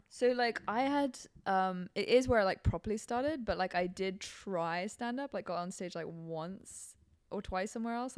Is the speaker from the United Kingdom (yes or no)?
no; Hong Kong; moved away; growing up in Hong Kong when I was in Hong Kong